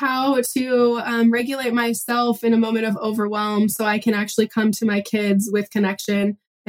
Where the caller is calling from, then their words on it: Pacific Northwest, United States; I'm calling from the Pacific Northwest. I have three kiddos.